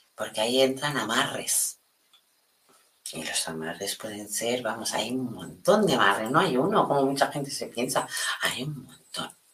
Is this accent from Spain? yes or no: yes; Spain; aquí en España